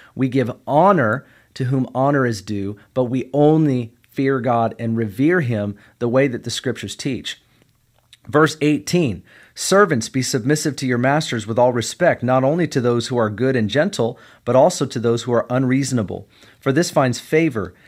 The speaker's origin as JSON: {"language": "English", "country": "United States", "said": "I'm a kingdom citizen first, and I'm an American second"}